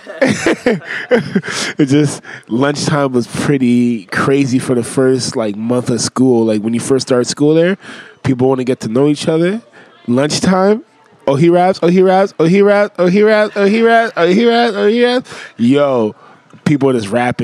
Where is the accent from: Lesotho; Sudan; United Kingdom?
Lesotho; also born or lived in Uganda; I was born in Lesotho, Tapaseka. It's in South Africa.